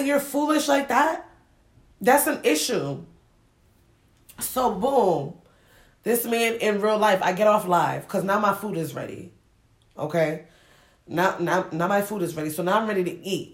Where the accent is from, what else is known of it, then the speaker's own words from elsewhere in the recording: Springfield, Massachusetts, United States; also born or lived in Ghana; I grew up in Springfield, Mass.